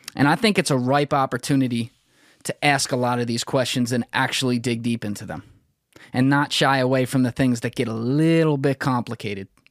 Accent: United States

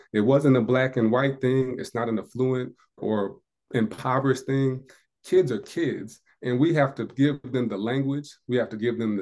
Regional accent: Indiana, United States; moved away as an adult; now in South Carolina, United States; I'm from Indiana, in South Carolina

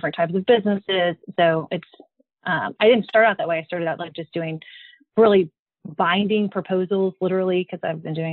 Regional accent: Midland, Texas, United States; moved away as an adult; also born or lived in Fort Worth, Texas; now in San Antonio, United States; I'm from Midland, Texas, but we now live in San Antonio

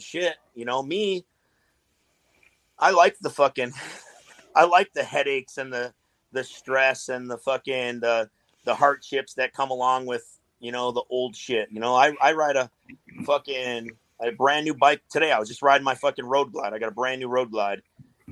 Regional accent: Chicago, Illinois, United States; I'm from Chicago

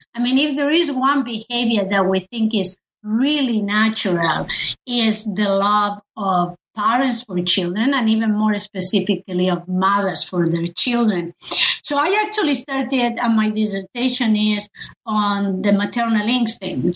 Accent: Spain; moved away; I I come from Spain

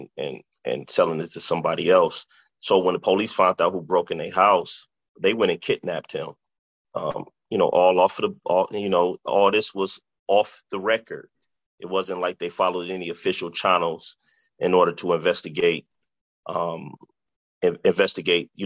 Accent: Detroit, Michigan, United States; I grew up in Detroit. I was born and raised in Detroit

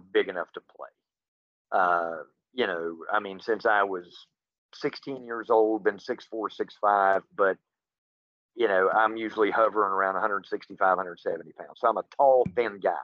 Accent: Hico, West Virginia, United States; also born or lived in Beckley, West Virginia / Charleston, West Virginia; now in Randolph County, West Virginia, United States; I was born, raised, and lived in HICO, about 3 miles from Midland Trail High School

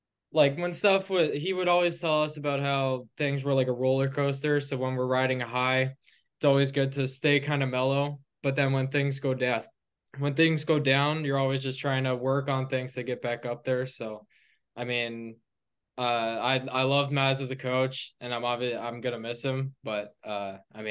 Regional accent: Burlington, Ontario, Canada; I'm from Burlington, Ontario. It's like 30 minutes from Toronto

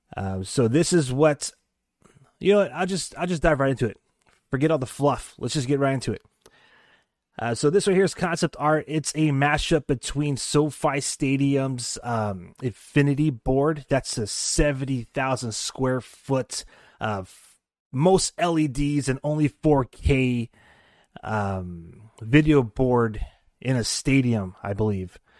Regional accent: San Jose, California, United States; we're from Silicon Valley. We're the capital of Silicon Valley, San Jose, and we're in the Bay Area

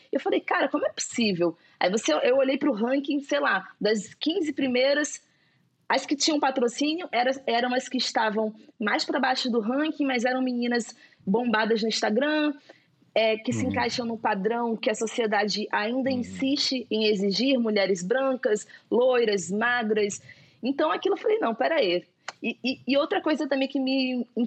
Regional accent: Itacaré, Bahia, Brazil; born or raised there; now in Rio de Janeiro, Brazil

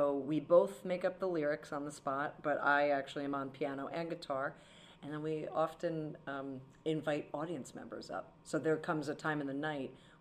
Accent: Monmouth County, New Jersey, United States; I'm from Monmouth County, so it's like a big surf county

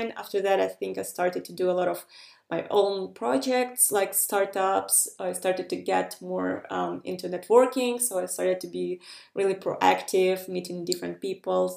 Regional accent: Ukraine; moved away as an adult; also born or lived in Estonia; I'm coming from Ukraine, where people usually just are very crafty

